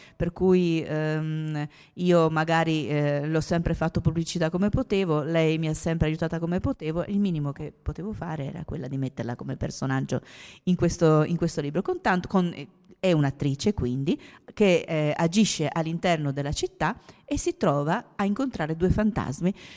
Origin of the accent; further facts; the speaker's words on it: Trieste, Friuli-Venezia Giulia, Italy; Io sono triestina